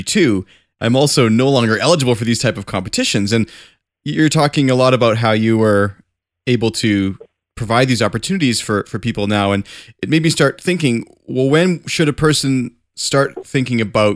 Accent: Canada; also born or lived in Calgary; as a Canadian, I live in Calgary

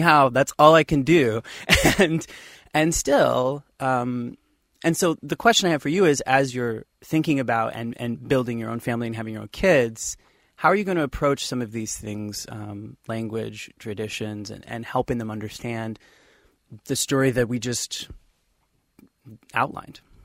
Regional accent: Midwest, United States; I myself was born in the Midwest

